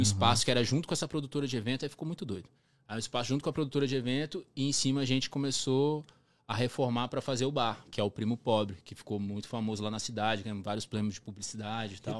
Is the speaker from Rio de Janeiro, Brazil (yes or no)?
no; Brasília, Federal District, Brazil; moved away as an adult; also born or lived in Florianópolis; now in Toronto, Canada; Eu nasci em Brasília